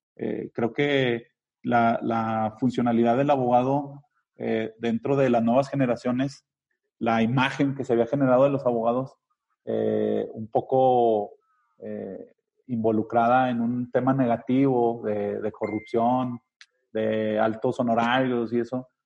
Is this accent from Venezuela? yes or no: no; Zacatecas, Mexico; Somos zacatecanos